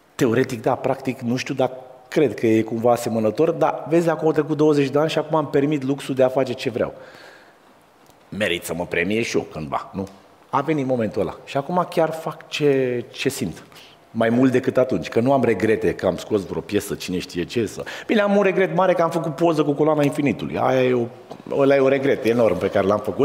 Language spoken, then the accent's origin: Romanian; Pitești, Argeș, Romania; eu ă, sunt de la Pitești